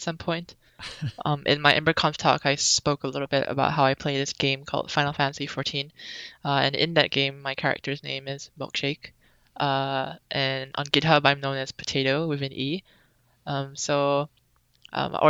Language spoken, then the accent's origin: English; Singapore; moved away as an adult; also born or lived in Melbourne, Australia; now in Boston, United States; I was born in Singapore, and I lived there for a pretty long time. Then I moved to Australia for college